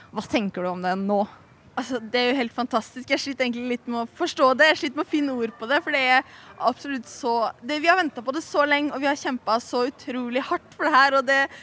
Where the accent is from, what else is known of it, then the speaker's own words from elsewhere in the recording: Lofoten, Nordland, Norway; Jeg bor i Lofoten. Jeg er fra Lofoten